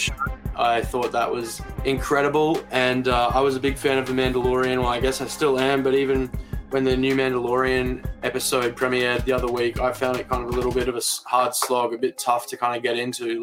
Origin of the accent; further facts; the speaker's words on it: Brisbane, Queensland, Australia; moved away as an adult; now in Melbourne, Australia; I grew up in Brisbane, moved to Melbourne about seven or eight years ago